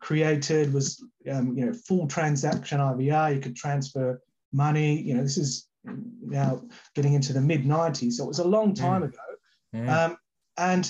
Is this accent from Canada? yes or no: no; Melbourne, Victoria, Australia; moved away; I grew up in Melbourne, just outside of Melbourne.